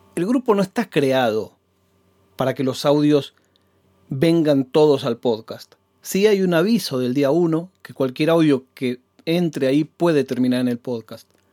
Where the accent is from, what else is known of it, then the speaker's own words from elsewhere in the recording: Banfield, Buenos Aires Province, Argentina; also born or lived in Adrogué; mi casa en Banfield